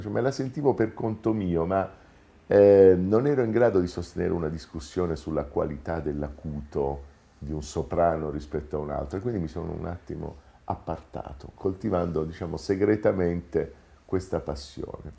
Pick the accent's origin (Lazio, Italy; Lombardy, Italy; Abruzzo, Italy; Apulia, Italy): Apulia, Italy; Taranto; moved away as an adult; now in Rome, Italy; Sono nato a Taranto molti anni fa, sono emigrato a Roma per l'università